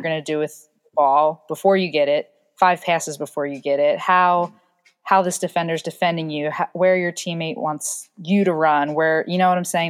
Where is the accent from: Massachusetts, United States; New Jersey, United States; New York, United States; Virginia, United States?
New Jersey, United States; I'm from South Jersey